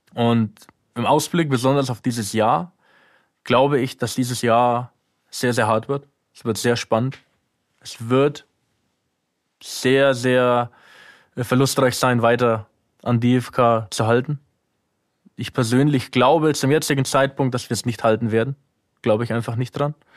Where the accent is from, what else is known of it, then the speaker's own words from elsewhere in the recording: Germany; moved away as an adult; now in Ukraine; meine alte Heimat